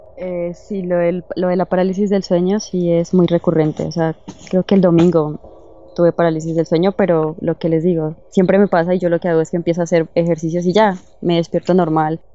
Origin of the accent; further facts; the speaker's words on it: Bogotá, Colombia; Soy de Bogotá, Colombia.